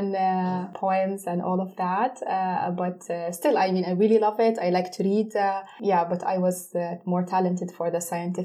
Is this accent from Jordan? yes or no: yes; Jordan; first language Arabic and Russian; English is a second language; I was born in Jordan, but I mean, I have two cultures. My mom, she's Russian.